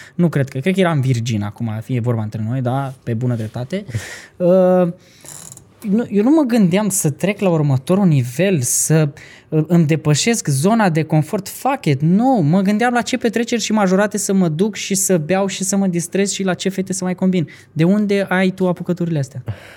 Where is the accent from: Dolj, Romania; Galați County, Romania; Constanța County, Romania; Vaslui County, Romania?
Vaslui County, Romania; Vaslui; eu sunt din Vasul